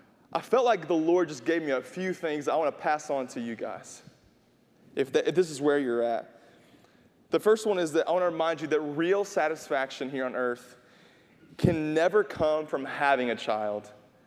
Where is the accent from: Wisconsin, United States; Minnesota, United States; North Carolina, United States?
North Carolina, United States; I had to like, hey, we're from North Carolina. We should know this.